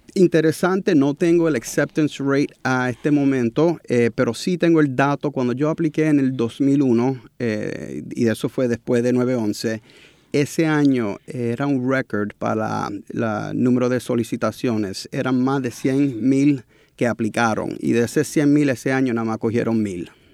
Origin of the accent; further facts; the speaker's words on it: New York, United States; moved away as an adult; also born or lived in Puerto Rico; now in San Juan, Puerto Rico; nacido y criado en Nueva York, padre puertorriqueño, pero pasé los veranos, navidades con los abuelos aquí en Puerto Rico